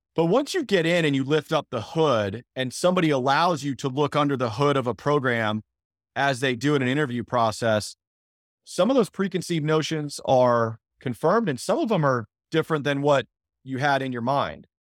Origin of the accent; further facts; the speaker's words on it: Phoenix, Arizona, United States; moved away; also born or lived in Spartanburg, South Carolina; I'm originally from Phoenix